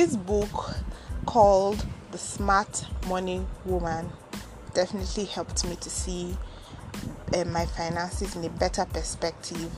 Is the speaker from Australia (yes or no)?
no; Ogori/Magongo, Kogi, Nigeria; now in Abuja, Nigeria; I come from Ogori Magongo, a local government in Akpafa, Kogi State, Nigeria.